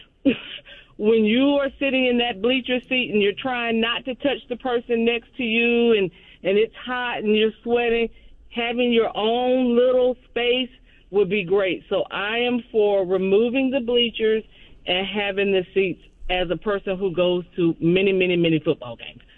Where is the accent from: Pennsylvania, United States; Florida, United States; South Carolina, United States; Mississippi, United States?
Florida, United States; Gainesville; I was born in Gainesville, raised in Gainesville